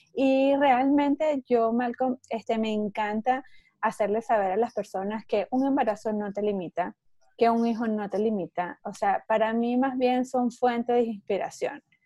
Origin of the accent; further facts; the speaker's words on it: Venezuela; moved away as an adult; also born or lived in Mexico; now in Orlando, United States; Yo estoy en Orlando, Florida, soy venezolana. Este, eh, migré hace 15 años ya de Venezuela